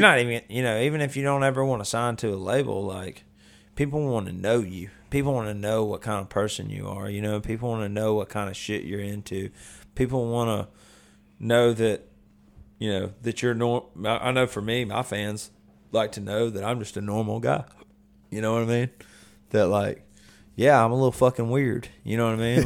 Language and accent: English; Vestavia Hills, Alabama, United States; now in Nashville, United States; where I grew up, I went to Vestavia, which is, like, you know, rich kids